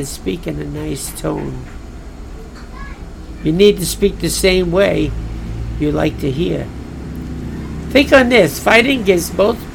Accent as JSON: {"language": "English", "town": "New York City", "region": "New York", "country": "United States", "said": "I'm from Brooklyn"}